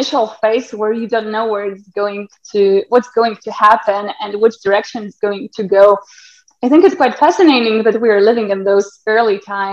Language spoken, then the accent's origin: English; Lithuania; now in Poland; I'm from Lithuania.